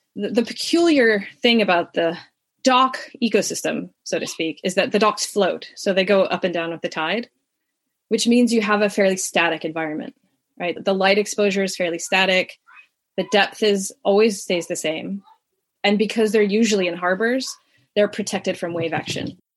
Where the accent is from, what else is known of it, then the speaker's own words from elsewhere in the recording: Southern California, United States; I grew up in Southern California in the suburbs